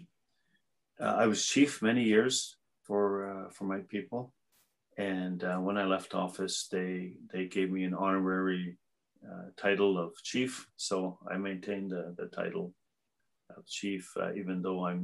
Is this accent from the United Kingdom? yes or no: no; Dene Nation, Northern Canada, Canada; I'm from the Dene Nation, which is in Northern Canada